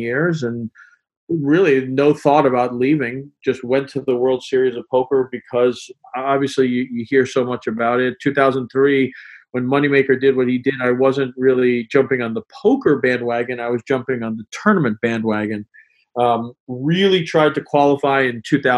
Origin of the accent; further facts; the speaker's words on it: New York, United States; moved away as an adult; now in Boston, United States; I grew up in New York and came up here for college and basically have never left